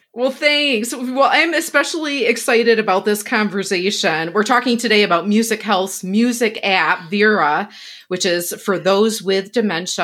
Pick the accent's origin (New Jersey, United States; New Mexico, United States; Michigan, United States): Michigan, United States; West; I grew up in West Michigan, where there are lots of Dutch people